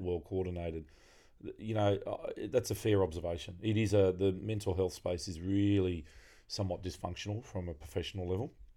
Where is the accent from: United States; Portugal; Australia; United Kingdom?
Australia; Frenchs Forest, New South Wales; the broader area where I grew up in Francis Forrest